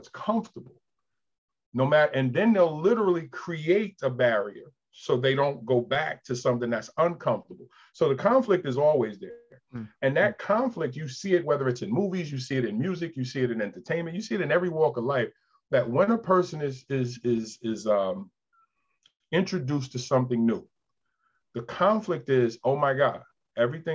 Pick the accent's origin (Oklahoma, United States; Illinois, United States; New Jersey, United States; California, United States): New Jersey, United States; moved away as an adult; also born or lived in Queens, New York / New York; now in Delaware, United States; I was born in Queens, left when I think 5, lived in Jersey for 7 years. When I came back at age 12, a lot of those impressionable years were spent in South Jersey